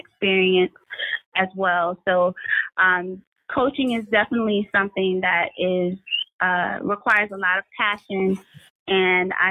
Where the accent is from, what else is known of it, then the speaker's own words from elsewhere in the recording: Beaufort, South Carolina, United States; moved away as an adult; now in Savannah, United States; I am originally from Beaufort, South Carolina, and I taught there for about 10 years